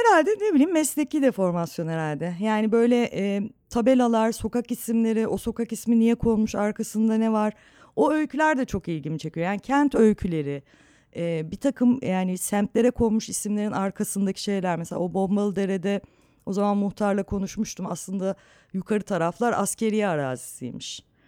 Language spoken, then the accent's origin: Turkish; Istanbul, Turkey; hep Anadolu yakasında büyüdüm.